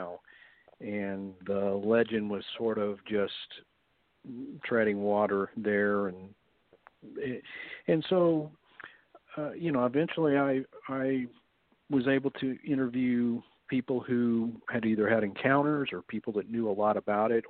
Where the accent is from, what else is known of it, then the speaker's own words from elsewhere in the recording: Texas, United States; where I grew up in Texas